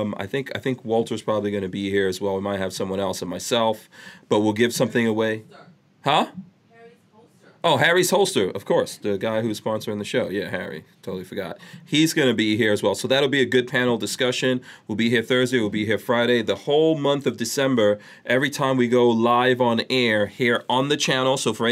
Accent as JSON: {"language": "English", "country": "Guyana", "tie": "born there", "said": "No, I was born in Guyana."}